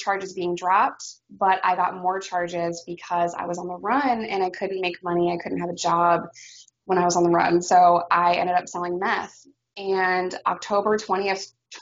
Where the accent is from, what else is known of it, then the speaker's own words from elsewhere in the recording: New York, United States; as a New Yorker going to Arkansas